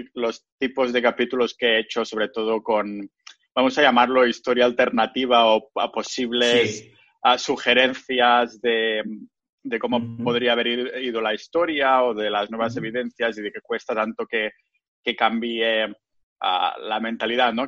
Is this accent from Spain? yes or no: yes; Spain; now in Estonia; del pueblo de la villa donde voy a España, mi ciudad natal